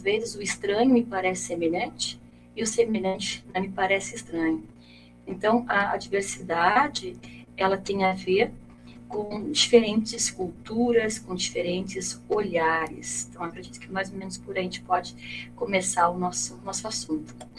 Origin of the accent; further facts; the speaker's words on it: Brazil; nós, enquanto brasileiros